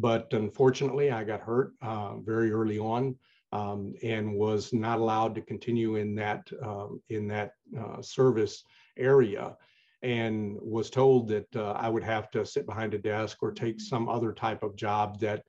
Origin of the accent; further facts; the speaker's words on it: Tennessee, United States; also born or lived in Chicago suburbs, Illinois; now in Chicago, United States; I'm originally from Tennessee. I was born and raised there through my formative years